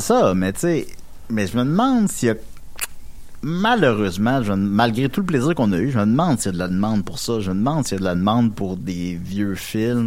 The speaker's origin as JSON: {"language": "French", "town": "Quebec City", "region": "Quebec", "country": "Canada", "said": "je viens de Québec"}